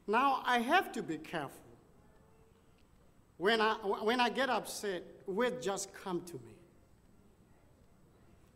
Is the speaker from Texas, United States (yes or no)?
yes; Dallas, Texas, United States; I said, United States, Dallas, Texas